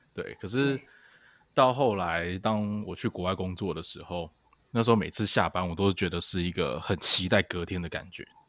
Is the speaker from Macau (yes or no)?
no; southern Taiwan, Taiwan; moved away; 因为像我南部